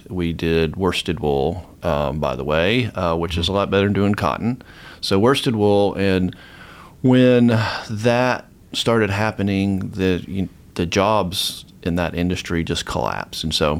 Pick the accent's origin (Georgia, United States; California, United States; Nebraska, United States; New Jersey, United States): Georgia, United States; Atlanta; now in Tennessee, United States; I grew up in the Atlanta area